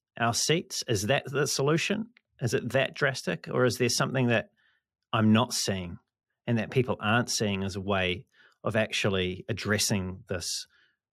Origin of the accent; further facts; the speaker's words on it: New Zealand; I come from New Zealand. I live in New Zealand.